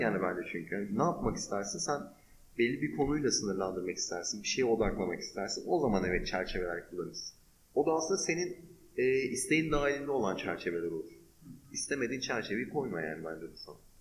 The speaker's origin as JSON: {"language": "Turkish", "country": "Turkey"}